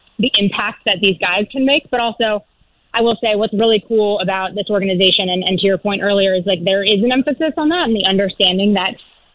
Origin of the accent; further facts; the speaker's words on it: Tampa, Florida, United States; moved away as an adult; also born or lived in Cleveland; now in Philadelphia, United States; I grew up in Tampa